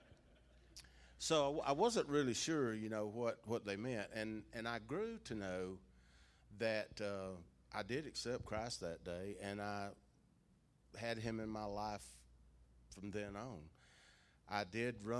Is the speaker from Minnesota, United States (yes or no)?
no; Jackson County, Georgia, United States; also born or lived in Athens, Georgia / Clarke County, Georgia; I grew up in Jackson County.